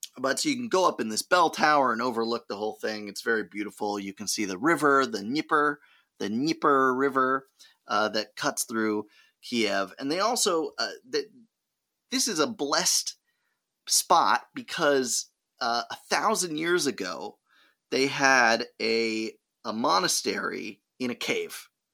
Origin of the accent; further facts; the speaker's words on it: California, United States; we're from California